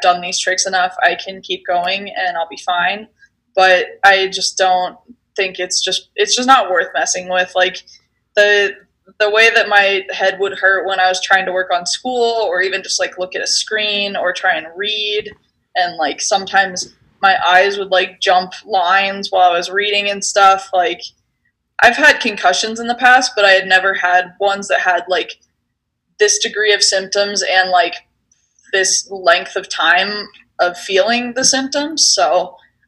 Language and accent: English; Steamboat Springs, Colorado, United States; I grew up in Steamboat Springs, and so it was kind of a natural progression for us Coloradans